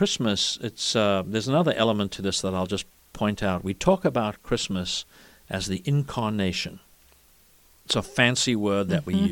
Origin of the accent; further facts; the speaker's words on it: South Africa; moved away; as a boy growing up in South Africa